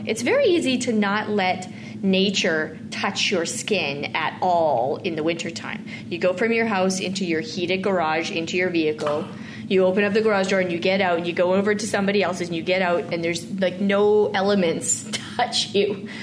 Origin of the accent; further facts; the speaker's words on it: Mossbank, Saskatchewan, Canada; my hometown that I never wanted to go back